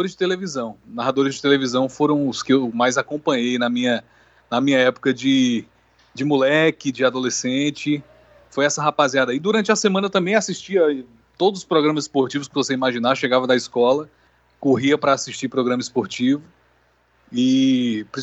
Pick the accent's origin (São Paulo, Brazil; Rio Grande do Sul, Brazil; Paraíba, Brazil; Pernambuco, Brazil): Paraíba, Brazil; Campina Grande; also born or lived in Natal; eu que sou nasci em Natal, eu sou um potiguar de alma paraibana, porque passei a minha infância e adolescência em Campina Grande. Minhas raízes familiares são de Campina Grande